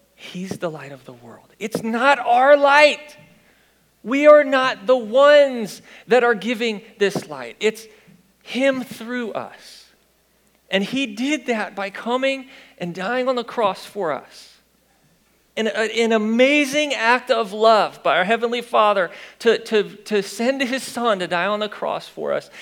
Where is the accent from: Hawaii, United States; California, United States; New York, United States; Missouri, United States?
Missouri, United States; Fenton; I'm from Fenton